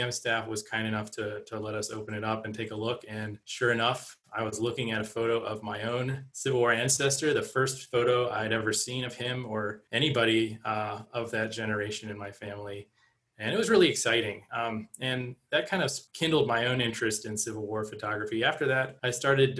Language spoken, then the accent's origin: English; Pittsburgh, Pennsylvania, United States; I grew up in the Pittsburgh area, so we made trips to Gettysburg and other battlefields in the area.